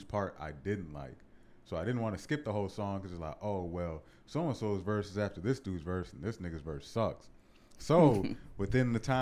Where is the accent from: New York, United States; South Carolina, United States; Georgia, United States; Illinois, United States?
Illinois, United States; Round Lake; also born or lived in Waukegan, Illinois; I was born in Waukegan, but grew up in Round Lake.